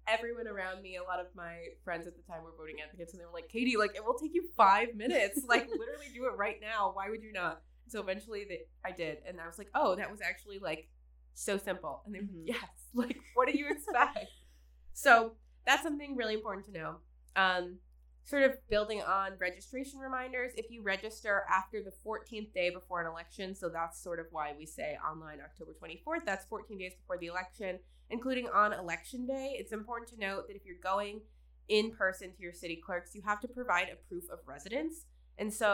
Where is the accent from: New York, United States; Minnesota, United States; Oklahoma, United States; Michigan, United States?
Michigan, United States; Midland; I'm from Midland, which is still a bit more of like a city